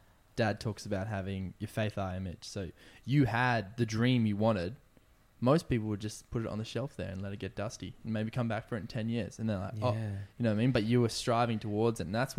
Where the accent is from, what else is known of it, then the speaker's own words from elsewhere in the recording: Indonesia; growing up in Indonesia on a boat to traveling across Africa